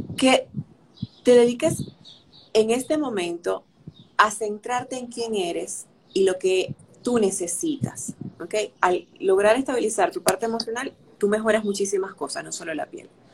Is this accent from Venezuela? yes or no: yes; Venezuela; moved away as an adult; now in Dominican Republic; desde que me mudé a República Dominicana, y soy venezolana